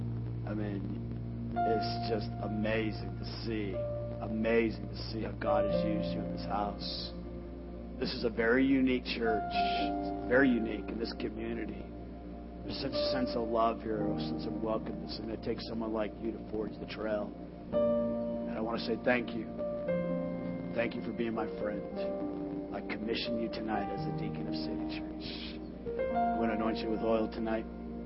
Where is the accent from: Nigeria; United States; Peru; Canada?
United States; West Coast; now in Sanford, United States; I didn't grow up here. I grew up on the West Coast.